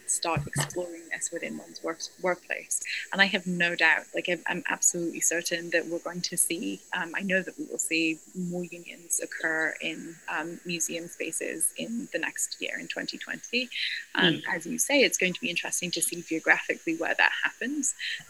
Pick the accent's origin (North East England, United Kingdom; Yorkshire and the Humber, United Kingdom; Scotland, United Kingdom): Scotland, United Kingdom; now in United States; I come from Scotland, where you basically join a union at birth